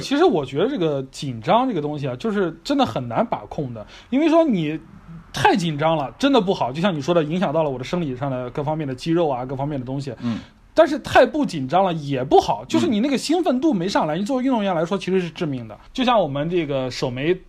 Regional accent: China; 我们中国人

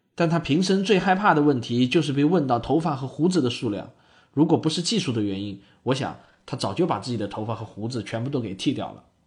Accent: China; 我们中国人

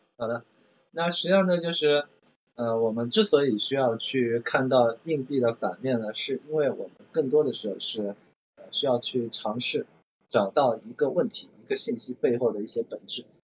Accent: China; 我们中国人那个形容这这种类型的人的话，在全国各地的话都有不同的那些那个话语

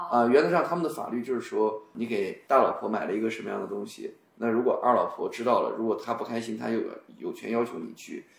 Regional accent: China; 我们中国人

